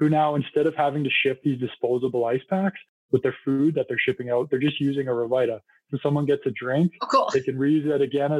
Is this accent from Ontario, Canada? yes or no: no; Penticton, British Columbia, Canada; moved away; I actually went to high school in Penticton too